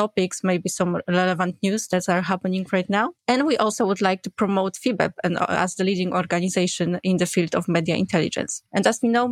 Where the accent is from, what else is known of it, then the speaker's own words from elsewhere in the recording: Poland; I'm from Poland